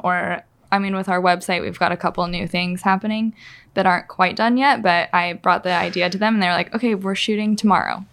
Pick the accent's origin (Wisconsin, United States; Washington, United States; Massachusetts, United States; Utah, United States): Washington, United States; Spokane; I grew up here